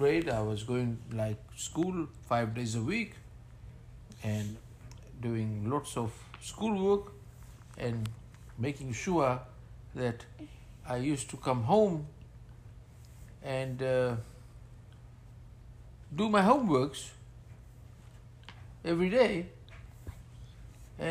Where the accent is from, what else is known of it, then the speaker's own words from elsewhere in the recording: Ba, Western Division, Fiji; now in Sydney, Australia; I was born in Fiji, and I grew up in Fiji in a place called Ba.